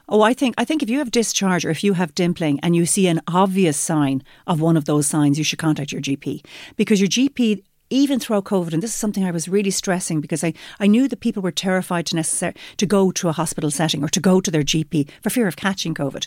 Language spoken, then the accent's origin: English; Limerick, Munster, Ireland; I'm from Limerick